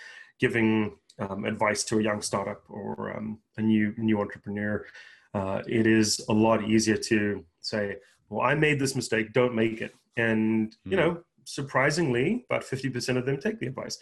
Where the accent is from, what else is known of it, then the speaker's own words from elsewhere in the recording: South Africa; moved away as an adult; also born or lived in Japan; now in United States; I'm born and raised in South Africa, moved here with my parents after my first year of college